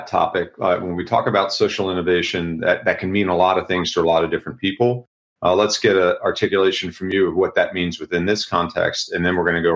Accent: the South, United States; I grew up in the South

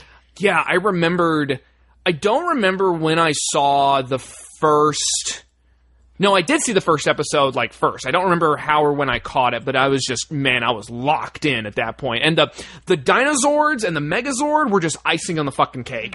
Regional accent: San Antonio, Texas, United States; growing up in San Antonio

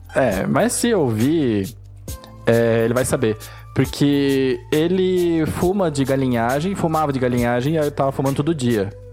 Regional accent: Brazil; Eu sou brasileiro

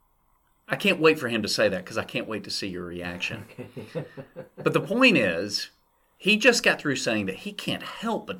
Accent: the South, United States; where I grew up in the Southern Baptist Church in the South

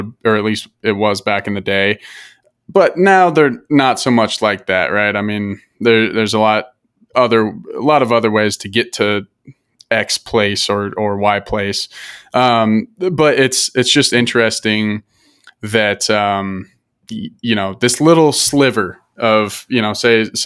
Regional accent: Colorado, United States; growing up in Colorado

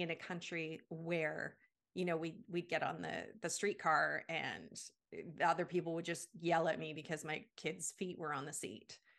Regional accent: Canada; moved away as an adult; also born or lived in United States / Germany / Indonesia; I'm from Canada

